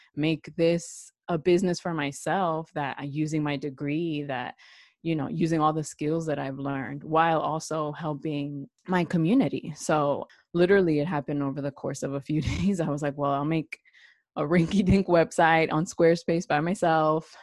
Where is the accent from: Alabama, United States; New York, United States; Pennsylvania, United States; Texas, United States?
New York, United States; New York City; also born or lived in Puerto Rico; originally from New York City